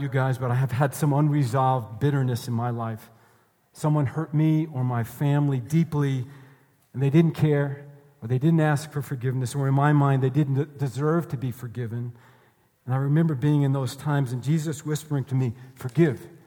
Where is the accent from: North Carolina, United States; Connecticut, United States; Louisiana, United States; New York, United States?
New York, United States; moved away; I'm from New York.